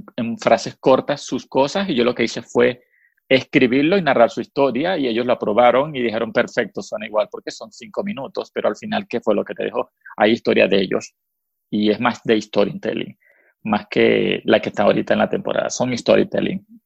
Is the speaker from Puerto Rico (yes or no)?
no; Venezuela; first language Spanish; moved away as an adult; now in United States